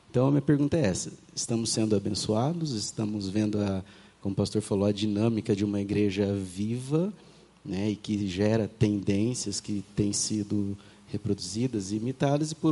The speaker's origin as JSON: {"language": "Portuguese", "region": "São Paulo", "country": "Brazil", "said": "É, minha realidade hoje é em São Paulo, mas eu vim do interior de São Paulo"}